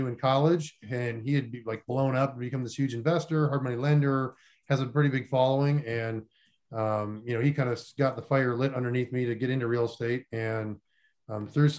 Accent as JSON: {"language": "English", "region": "North Dakota", "country": "United States", "tie": "born or raised there", "also_born_or_lived": "Florida / Columbus, Ohio", "moved": "as an adult", "said": "I grew up in North Dakota and lived there for most of my life"}